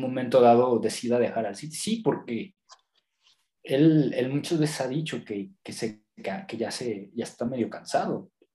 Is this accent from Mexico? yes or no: yes; Mexico